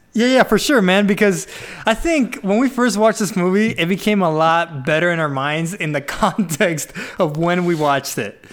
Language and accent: English; Venezuela; I am from Venezuela